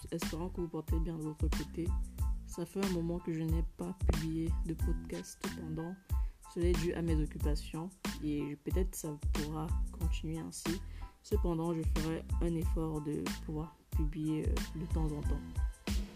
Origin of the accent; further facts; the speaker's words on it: Cameroon; en tant que africaine, en tant que camerounaise